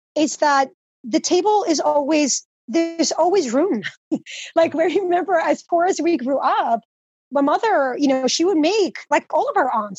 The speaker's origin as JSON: {"language": "English", "town": "Teaneck", "region": "New Jersey", "country": "United States", "tie": "born or raised there", "also_born_or_lived": "Dominican Republic / New York City", "second_language": "English", "said": "I was raised in Teaneck, New Jersey, it's in Bergen County"}